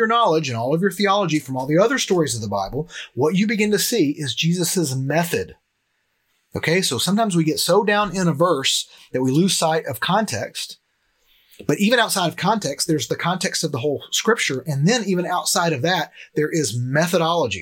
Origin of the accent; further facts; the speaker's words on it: Cleveland, United States; a church like the one that I grew up here in Cleveland